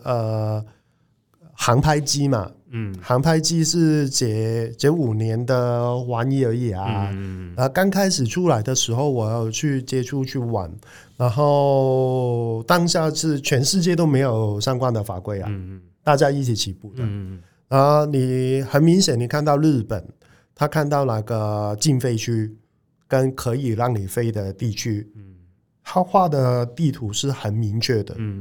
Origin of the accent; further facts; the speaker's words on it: Hong Kong; now in Taiwan; 我们香港人也来一波投资移民，也算是外地来的创业者